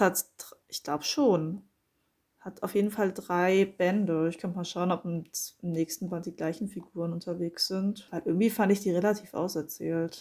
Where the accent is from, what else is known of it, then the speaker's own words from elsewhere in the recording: Frankfurt, Hesse, Germany; ich komme ja aus Frankfurt